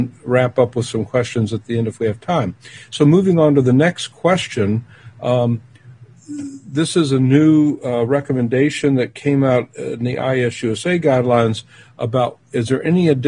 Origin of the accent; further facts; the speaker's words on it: Louisville, Kentucky, United States; where I grew up in Kentucky and Louisville